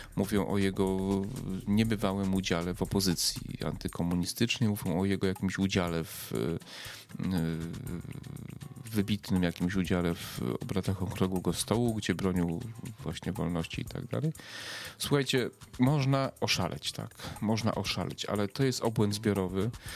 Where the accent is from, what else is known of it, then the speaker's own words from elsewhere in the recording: Przemyśl, Subcarpathian Voivodeship, Poland; Ja z Przemyśla pochodzę. Mój dom rodzinny jest jakieś może 5-6 kilometrów od Medyki.